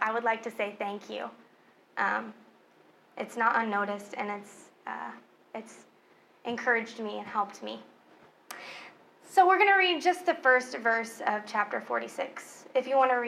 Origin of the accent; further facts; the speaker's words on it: Oklahoma, United States; moved away; I was raised in Oklahoma. My family lives in Oklahoma